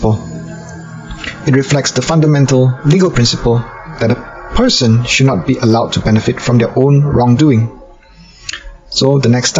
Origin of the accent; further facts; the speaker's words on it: Malaysia; I'm a lawyer from Malaysia.